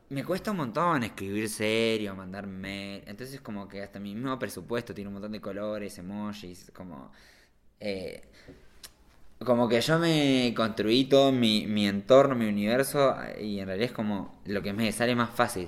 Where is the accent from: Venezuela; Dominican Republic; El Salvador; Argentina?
Argentina; La Plata, Buenos Aires Province; also born or lived in Barcelona, Spain; now in Andorra; yo soy un chico de La Plata que estaba medio de onda ahí en Barcelona